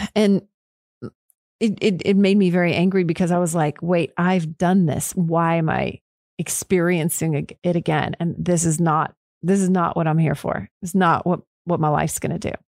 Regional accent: Killeen, Texas, United States; I'm Killeen, Texas, just right down the road

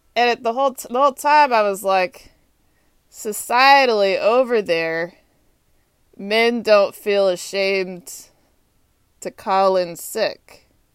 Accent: Texas, United States; also born or lived in North Carolina / Atlanta; now in Washington, D.C., United States; I'm from Texas

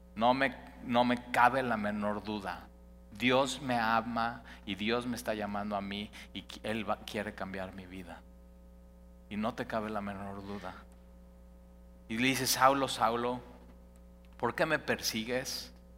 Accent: Mexico City, Mexico; also born or lived in Cuernavaca, Morelos; now in Veracruz, Mexico; yo soy chilango, pero entonces decía, pero realmente soy de Cuernavaca porque llevo toda mi vida viviendo aquí

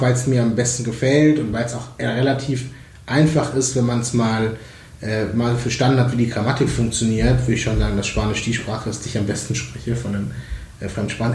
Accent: Feucht, Bavaria, Germany; moved away as an adult; also born or lived in Veracruz, Mexico; now in Berlin, Germany; bin dann in Franken bei Nürnberg aufgewachsen

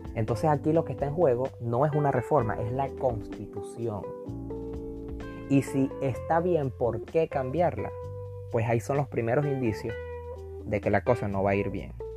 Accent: Venezuela; now in Chile; nosotros como, como venezolanos

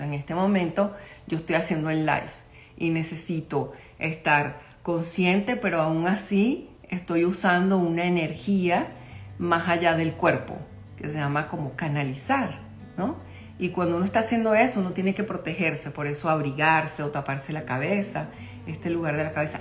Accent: Caracas, Capital District, Venezuela; yo soy de Caracas, Venezuela

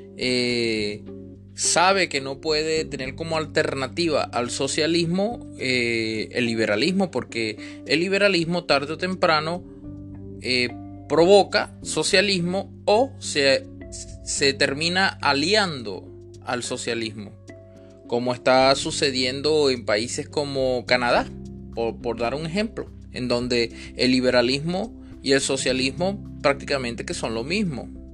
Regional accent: Venezuela; yo sí vivo aquí en Venezuela, que soy venezolano y aún estoy aquí

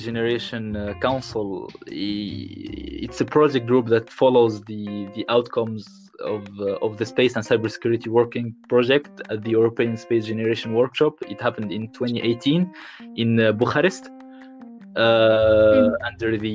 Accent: Tunisia; moved away as an adult; now in Paris, France; I'm Tunisian. I'm from Tunisia

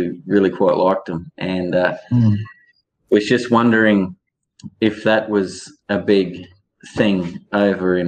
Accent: Townsville, Queensland, Australia; I'm from Townsville. We're fully isolated, man.

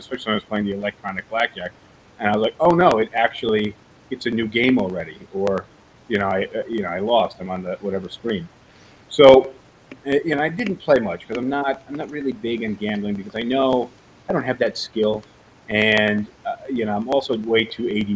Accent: New York City, New York, United States; I come from New York City where everybody walks around

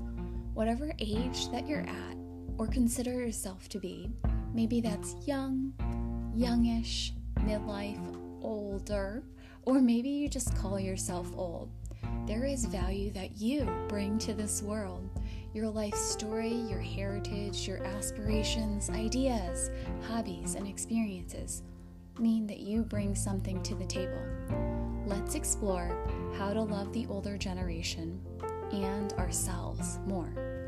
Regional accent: United States; Growing up in the States as a kid, I think my idea of a grandmother was this soft, kind, super sweet lady who would bake you cookies and cake and tell you that everything was okay.

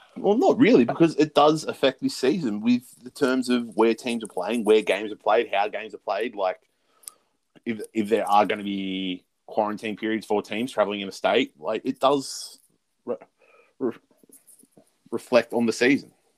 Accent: Australia; being Australian football fans

